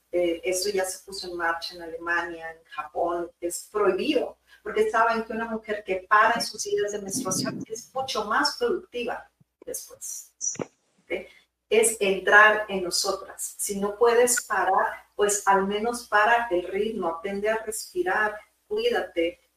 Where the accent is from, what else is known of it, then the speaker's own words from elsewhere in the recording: Monterrey, Nuevo León, Mexico; Saludos, de allá vengo de Monterrey.